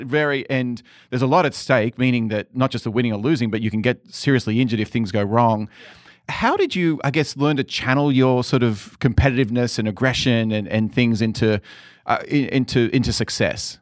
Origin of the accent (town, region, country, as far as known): Sydney, New South Wales, Australia; born or raised there; moved away